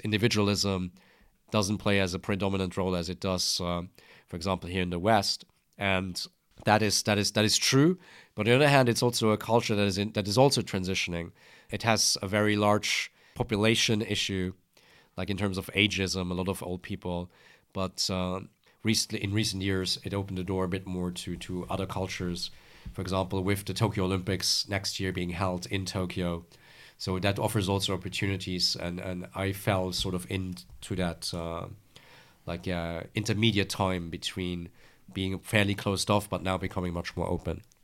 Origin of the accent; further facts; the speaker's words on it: Luxembourg; moved away as an adult; also born or lived in France; I'm originally from Luxembourg.